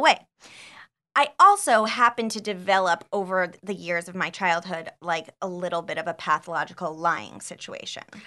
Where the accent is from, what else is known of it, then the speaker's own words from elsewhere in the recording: Scottsdale, Arizona, United States; moved away; I uh, grew up in Scottsdale, Arizona